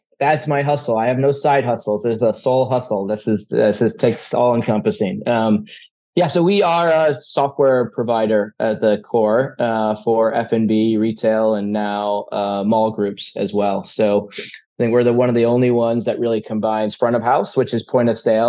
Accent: Atlanta, Georgia, United States; also born or lived in Ohio; I was born in Ohio, grew up in Hotlanta, though. Atlanta, Georgia.

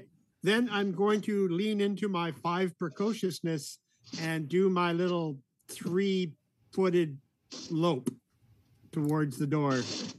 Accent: Canada; I'm Canadian.

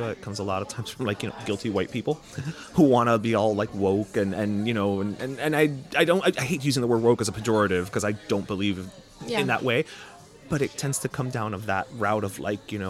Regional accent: Miami, Florida, United States; growing up in Miami

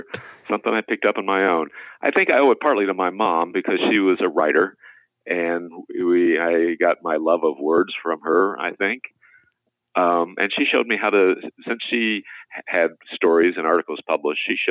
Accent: Indiana, United States; I grew up in Indiana

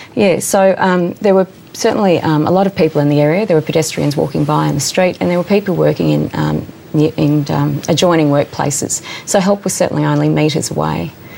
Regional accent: Southwest Victoria, Australia; I grew up in Southwest Victoria.

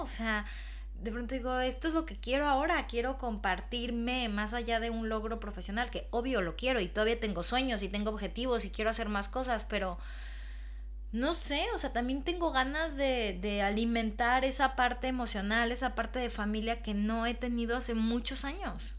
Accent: Mexico; moved away as an adult; now in Madrid, Spain; no puede ser que ya en el país donde yo nací

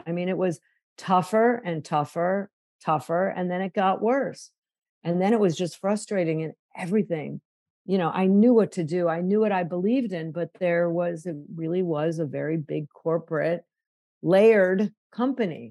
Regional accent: Chicago, Illinois, United States; Growing up in Chicago, my mom was 21 when I was born

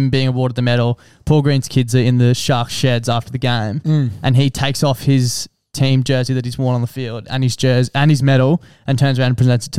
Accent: Queensland, Australia; But as a Queenslander, I actually love these people.

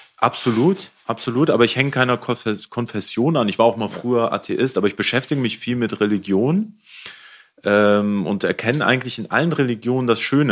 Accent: Hamburg, Germany; ich komme aus Hamburg, auch aus Problemstadtteil. Ich bin in Neuwienthal ah. aufgewachsen

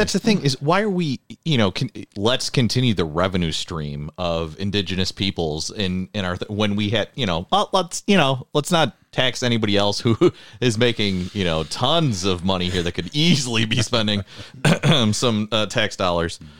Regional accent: Buffalo, New York, United States; growing up in South Buffalo, right, you're in the middle of, you're, you're not in the middle of the city, but you're in the city proper

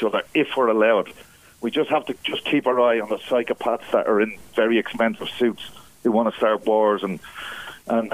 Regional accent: Ireland; being Irish

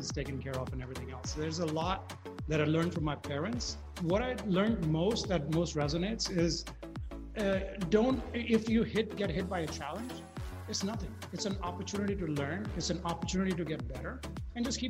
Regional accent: India; moved away as an adult; also born or lived in Detroit, United States; now in United States; I grew up in India. My father was in the army

